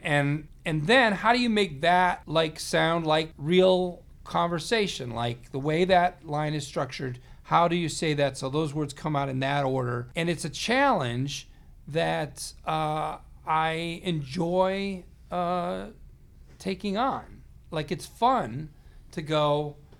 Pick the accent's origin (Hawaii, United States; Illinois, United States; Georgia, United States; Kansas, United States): Illinois, United States; Chicagoland area; we're both from the Chicagoland area.